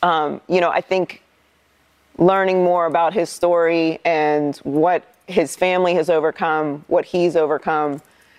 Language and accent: English; Pittsburgh, Pennsylvania, United States; I grew up in Pittsburgh, was born and raised there.